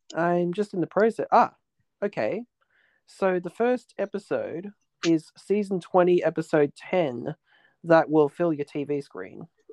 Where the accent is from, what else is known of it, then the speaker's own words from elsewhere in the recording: Australia; growing up in Australia